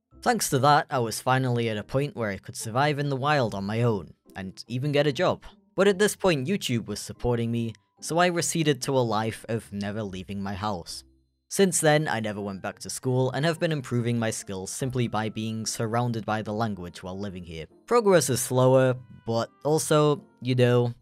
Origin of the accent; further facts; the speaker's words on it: United Kingdom; how I learned the German language as a Brit